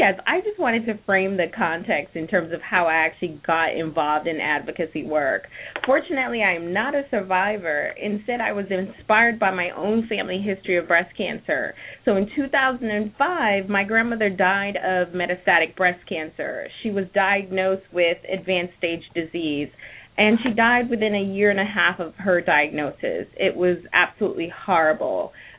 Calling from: Virginia, United States; I am calling in from Virginia.

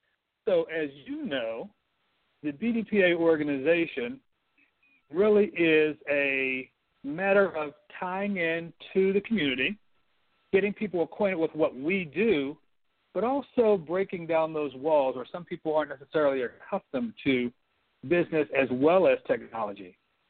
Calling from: Houston, Texas, United States; I am calling in from Houston, Texas.

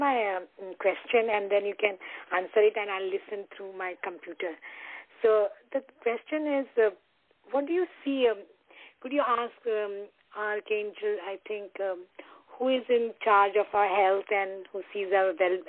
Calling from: Connecticut, United States; Yeah, I'm calling from Connecticut

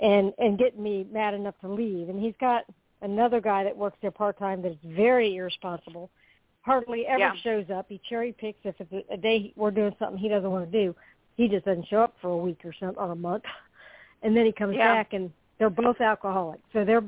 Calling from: Florida, United States; I'm calling from Florida.

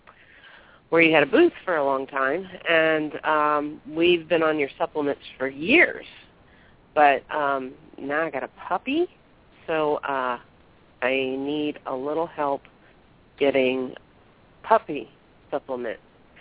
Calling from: Northern Virginia, United States; I'm calling from Northern Virginia.

